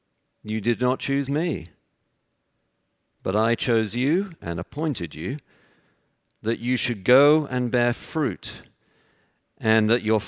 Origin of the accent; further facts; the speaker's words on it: Texas, United States; born there; And as you can tell from my accent, I was born in Texas.